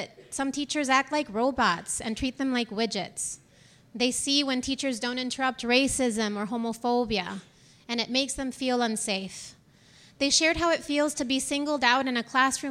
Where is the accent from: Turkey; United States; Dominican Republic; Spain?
Dominican Republic; moved away; I'm from the Dominican Republic, and when I came here